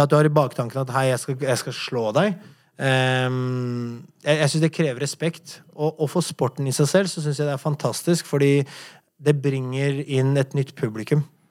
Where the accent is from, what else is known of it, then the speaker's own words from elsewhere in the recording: Oslo, Norway; Du må huske at jeg kom hit fra en borgerkrig. Jeg har gjort øh, Jeg har vært i visse situasjoner når jeg har vokst opp her i Oslo